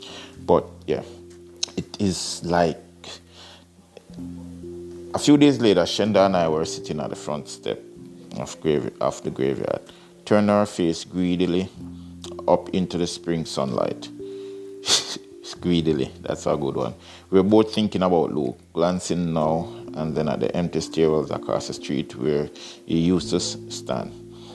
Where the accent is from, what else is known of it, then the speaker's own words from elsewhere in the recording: United Kingdom; now in Canada; Roger was my best friend when I was growing up in Britain. And in fact, I brought one of Roger's books here to Canada when I migrated here.